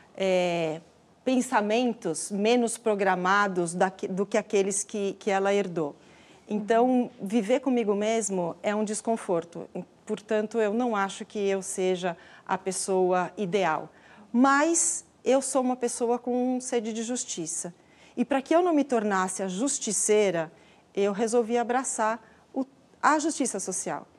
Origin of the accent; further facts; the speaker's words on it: Brazil; nós somos brasileiros e brasileiras